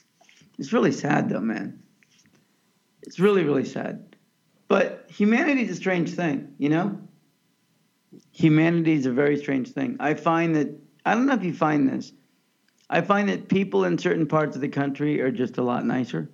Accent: Kansas, United States; moved away; also born or lived in California; growing up in Kansas, looking back, I still love Kansas and Kansas City and that whole area.

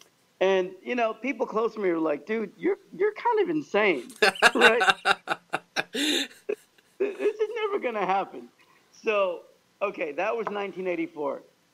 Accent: Kansas, United States; moved away; a slightly disabled Pakistani kid growing up in Kansas

